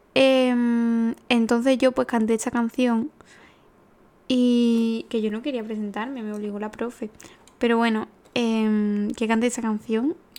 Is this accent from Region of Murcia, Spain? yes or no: no; Paradas, Andalusia, Spain; yo soy de Parada